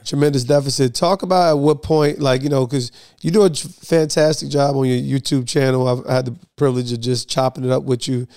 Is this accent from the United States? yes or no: yes; New Jersey, United States; I'm from Jersey